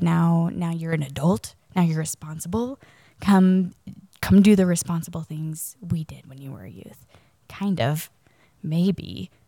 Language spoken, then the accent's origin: English; Charlotte, North Carolina, United States; I grew up in Charlotte, North Carolina